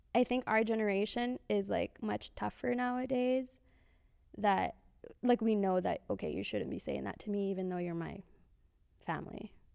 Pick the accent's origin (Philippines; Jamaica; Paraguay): Philippines; I'm Filipino